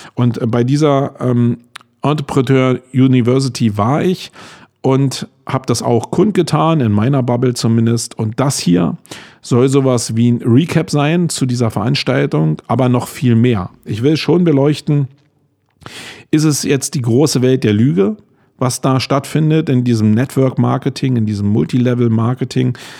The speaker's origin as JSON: {"language": "German", "country": "Germany", "said": "als Deutscher"}